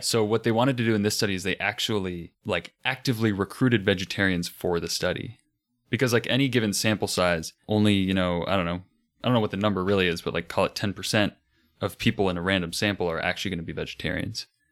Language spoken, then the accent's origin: English; United States; being American